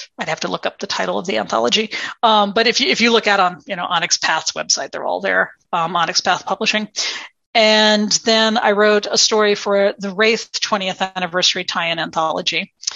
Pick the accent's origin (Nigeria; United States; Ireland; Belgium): United States; now in Minneapolis, United States; as an American author